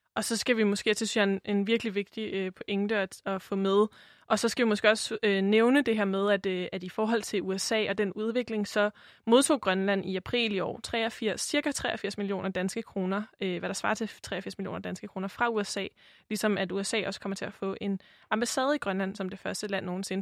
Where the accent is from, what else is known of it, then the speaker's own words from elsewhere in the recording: Denmark; Sofie og jeg har jo øh, som begge to er vokset op i Danmark som, som danskere